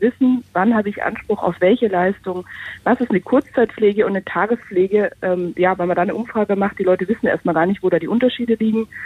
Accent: Germany; bei uns in Deutschland

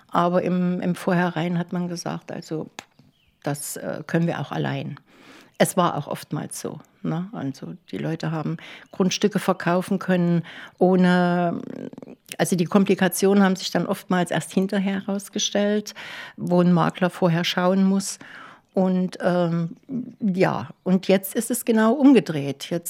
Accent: Leipzig, Saxony, Germany; now in Klaushagen, Germany; Also nach Klaus Hagen über viele, viele Umwege von Leipzig, Stationen in die Uckermark, in DDR-Zeiten noch. Das war ja wie Auswandern nach Kanada.

